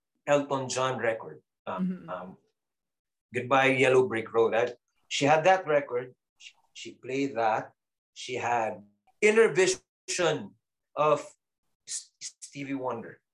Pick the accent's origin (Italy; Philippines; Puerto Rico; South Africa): Philippines; Davao City, Davao Region; I was living in Dacuville. I grew up in Dacuville, and we had neighbors